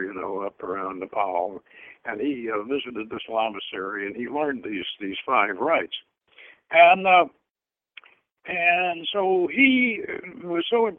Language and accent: English; the South, United States; I grew up in the South, and we had a couple of black ladies for cooks